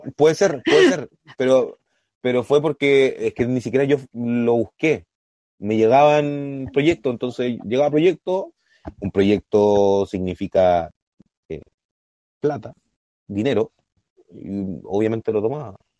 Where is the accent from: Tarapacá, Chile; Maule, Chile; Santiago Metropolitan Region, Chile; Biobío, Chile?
Biobío, Chile; Concepción; nosotros somos de Concepción